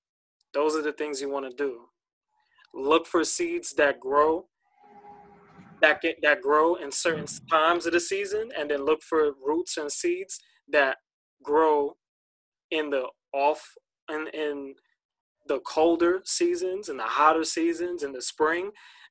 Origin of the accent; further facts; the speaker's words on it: United States; because we're American, right? In this society, we gorge everything.